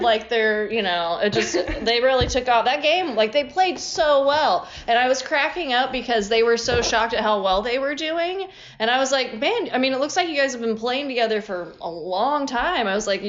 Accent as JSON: {"language": "English", "region": "Midwest", "country": "United States", "accent": "Midwestern", "moved": "yes", "said": "I'm from the Midwest"}